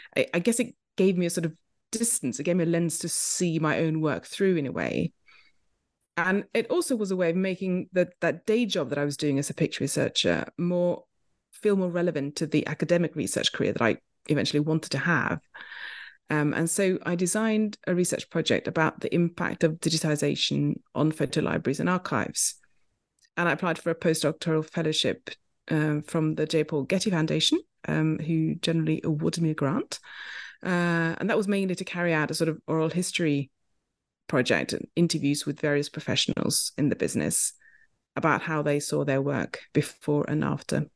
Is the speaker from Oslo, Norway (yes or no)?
yes; Oslo, Norway; moved away as an adult; also born or lived in London, United Kingdom; I grew up in Oslo, Norway